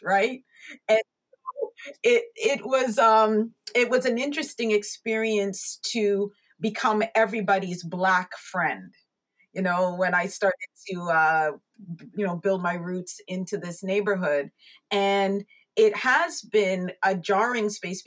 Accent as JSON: {"language": "English", "town": "Markham", "region": "Ontario", "country": "Canada", "tie": "born or raised there", "also_born_or_lived": "United Kingdom", "said": "I was raised here in Canada. We came here when I was only about 3 years old"}